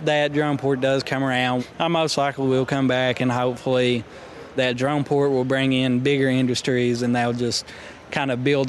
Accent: Knott County, Kentucky, United States

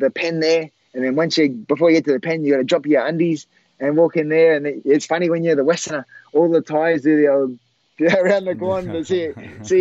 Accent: Australia; I'm from Australia

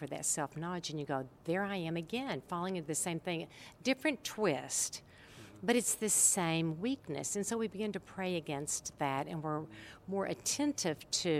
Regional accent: Oak Ridge, Tennessee, United States; born or raised there

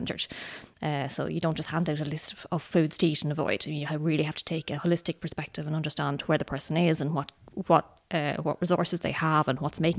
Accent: Dublin, Leinster, Ireland; moved away as an adult; now in Sweden; I grew up in Dublin, but I grew up in Dublin to parents who are from Cork

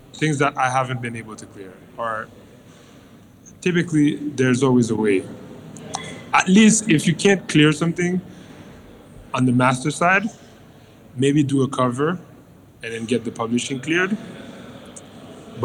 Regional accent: Haiti; growing up in Haiti, which is an island in the middle

